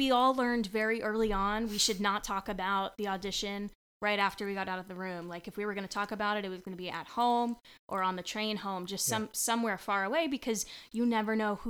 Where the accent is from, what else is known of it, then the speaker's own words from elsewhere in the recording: New Jersey, United States; we had family in New Jersey, and we grew up in New Jersey, and we're only, what, Grandpa, like 40 minutes away from...